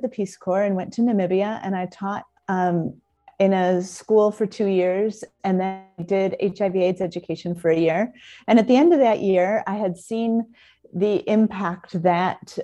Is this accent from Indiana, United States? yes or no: yes; South Bend, Indiana, United States; moved away as an adult; also born or lived in Southern California; I grew up in South Bend, and kind of a conventional childhood and all